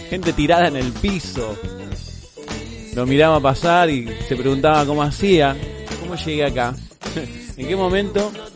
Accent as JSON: {"language": "Spanish", "country": "Argentina", "said": "nuestra forma de hablar. El che, boludo, siempre presente en nuestro vocabulario"}